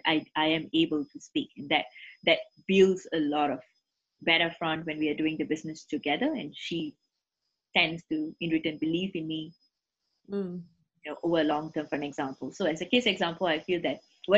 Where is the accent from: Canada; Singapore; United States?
Singapore; first language English; I'm born and bred in Singapore, you can see that, you know, my first language is English